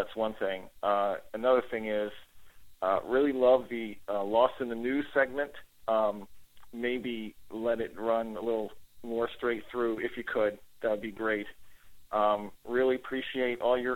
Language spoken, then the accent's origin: English; Canada; now in Long Island, United States; I'm originally from Canada